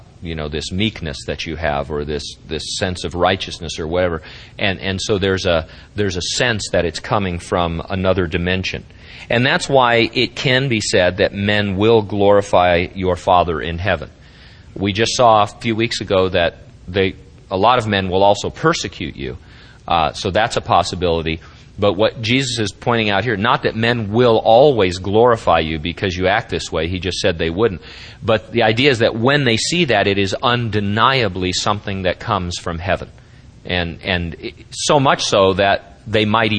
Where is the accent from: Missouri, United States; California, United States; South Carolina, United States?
California, United States; Central; as an American people or as a Central California people